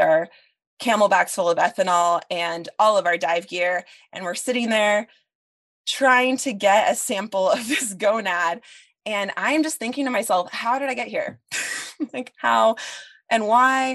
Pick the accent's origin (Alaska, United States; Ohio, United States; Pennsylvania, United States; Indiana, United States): Alaska, United States; Sitka; to have been a student of Stacy's, growing up in Sitka